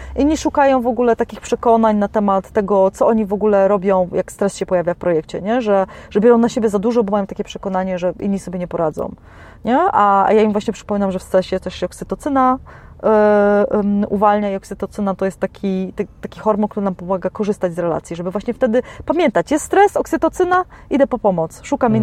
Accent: Poland; jestem z Polski

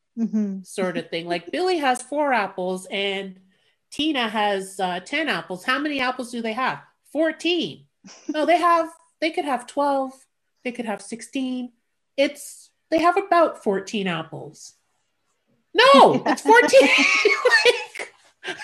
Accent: Montreal, Quebec, Canada; I grew up in the suburbs. Like, I didn't grow up like in downtown Montreal. I grew up in suburbia

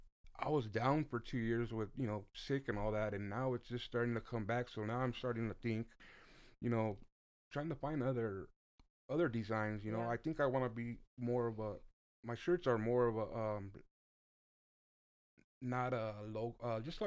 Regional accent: Downey, California, United States; also born or lived in Paramount, California; I was born in Paramount, in the city of Paramount, and I grew up in Downey all my life.

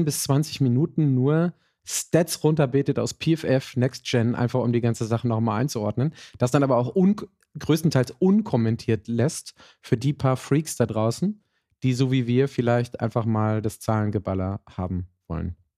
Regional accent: Germany; als Deutsche in unserer Kultur

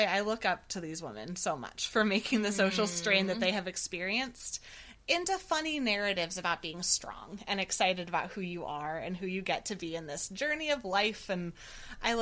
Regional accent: Ojai, California, United States; I was raised in Ojai, California

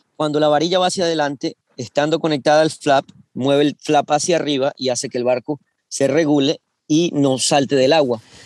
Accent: Venezuela; moved away as an adult; now in United States; yo soy venezolano, eh, empecé a navegar en Venezuela en Optimist

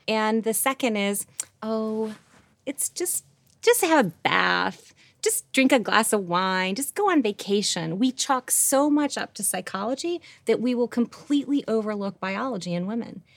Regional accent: Rochester, New York, United States; I grew up in Rochester, New York, like, wrong side of the tracks

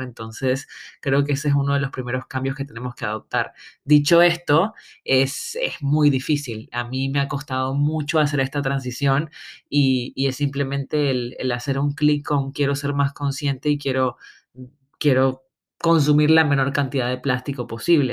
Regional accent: Panama; moved away; also born or lived in Barcelona; como le decimos en mi tierra

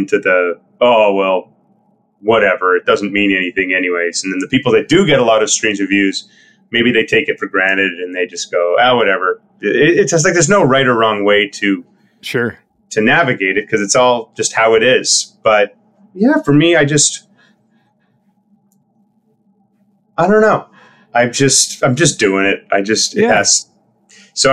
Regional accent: Winnipeg, Manitoba, Canada; we all grew up playing music with a bunch of other people also in Winnipeg

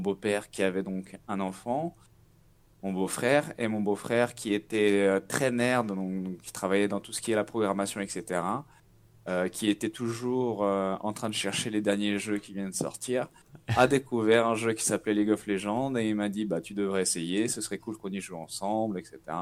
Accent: Nantes, Pays de la Loire, France; moved away as an adult; now in São Paulo, Brazil; je suis nantais, j'ai 29 ans

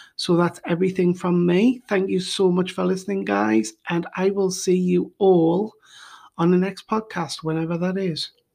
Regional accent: United Kingdom; now in Bulgaria; I am originally from the United Kingdom, and now I live in Bulgaria

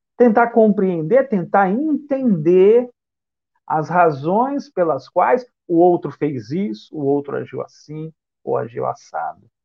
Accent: Bauru, São Paulo, Brazil; now in Salvador, Brazil; eu resido em Salvador, mas eu sou do interior do estado de São Paulo, da cidade de Bauru

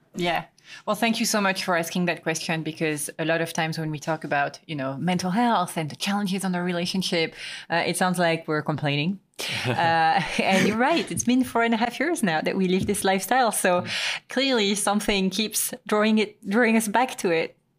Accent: Quimper, Brittany, France; moved away; my hometown, Quimper

